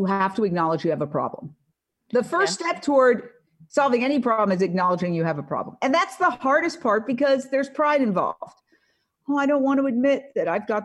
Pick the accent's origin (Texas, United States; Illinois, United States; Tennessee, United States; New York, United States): New York, United States; moved away as an adult; now in Los Angeles, United States; I was born and raised in Manhattan.